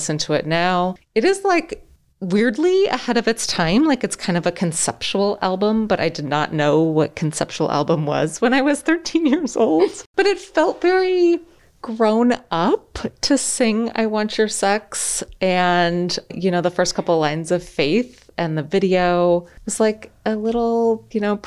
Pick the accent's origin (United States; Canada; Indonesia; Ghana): United States; Denver, Colorado; I grew up in Denver